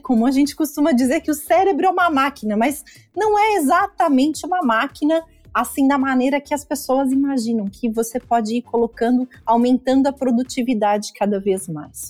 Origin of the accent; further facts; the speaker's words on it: Curitiba, Paraná, Brazil; now in Joinville, Brazil; eu sou natural de Curitiba, mas uma joinvilense de coração, apaixonada por essa cidade